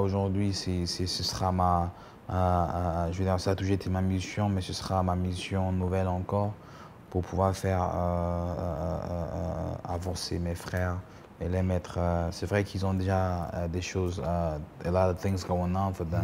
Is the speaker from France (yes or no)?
no; Cameroon; être le seul Camerounais